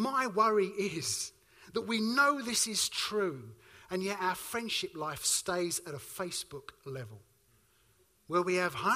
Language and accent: English; Suffolk, East of England, United Kingdom; I come from Suffolk